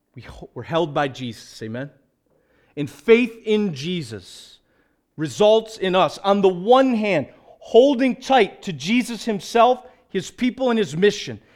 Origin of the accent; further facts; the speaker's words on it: United States; we as evangelical American Christians